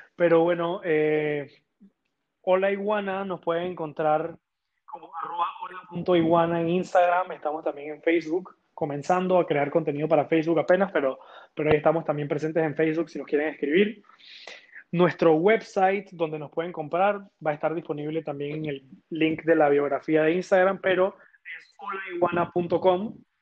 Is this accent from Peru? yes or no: no; Panama; yo soy panameño